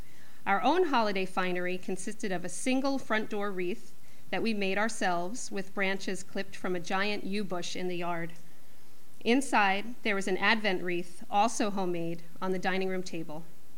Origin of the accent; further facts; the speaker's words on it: New York City, New York, United States; Being born and raised there means always being a bit of an outsider.